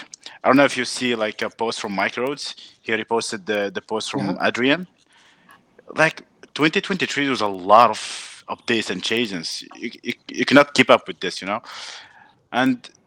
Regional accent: Morocco; moved away as an adult; also born or lived in France; now in Canada; I'm from Morocco.

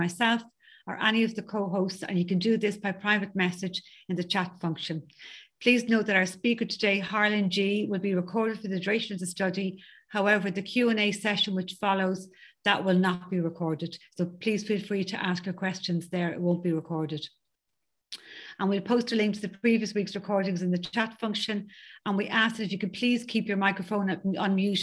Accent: County Dublin, Leinster, Ireland; I'm from County Dublin in Ireland

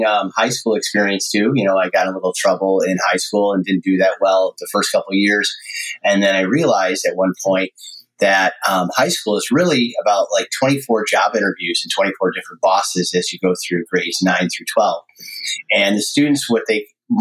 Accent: Amherst, New York, United States; now in California, United States; I grew up in Buffalo, New York, or Amherst.

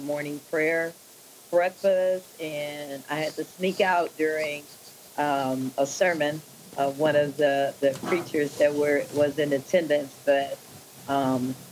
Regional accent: Spring, Texas, United States; also born or lived in Inkster, Michigan; I grew up in Spring, Texas. Lived here the rest of my life

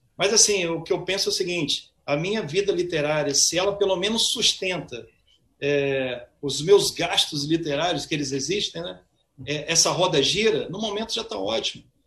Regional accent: Cachoeiro de Itapemirim, Espírito Santo, Brazil; now in Vitória, Brazil; eu nasci em Cachoeiro, cachoeirense, né? bairrista, mas estou radicado em Vitória já há um bom tempo

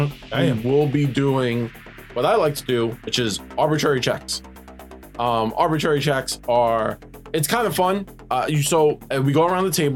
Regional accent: New York City, New York, United States; we are from New York

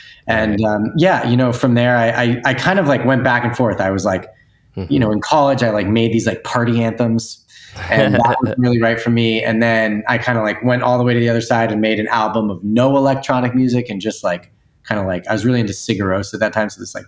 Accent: East Coast, United States; I grew up in the East Coast, went to school out there too, moved out to the West Coast.

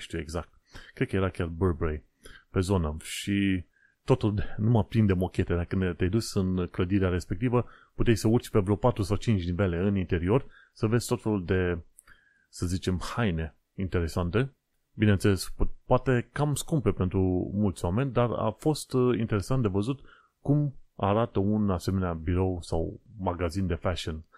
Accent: Romania; moved away as an adult; now in London, United Kingdom; am plecat din România și uite, am ajuns aici

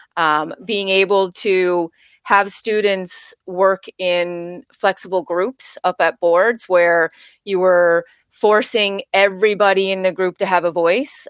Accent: Labrador City, Newfoundland and Labrador, Canada; moved away; also born or lived in Ontario; I grew up in Labrador City, Newfoundland, a very small town in, um, up north

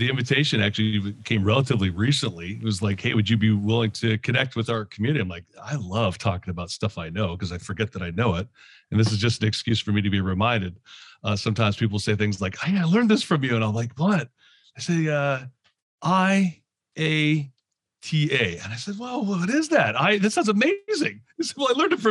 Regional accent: Canada; moved away as an adult; also born or lived in London, Ontario / New Jersey; now in Philadelphia area, United States; I'm actually originally from Canada. I live in the Philadelphia area now

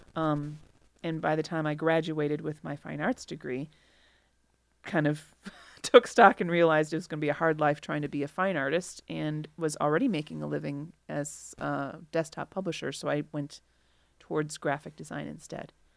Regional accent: Milwaukee, Wisconsin, United States; moved away as an adult; also born or lived in Chicago, Illinois; I grew up in Milwaukee um, and went to college in Milwaukee, and then after college, I moved to Chicago and have been there for 20 years, and now I've returned to Milwaukee

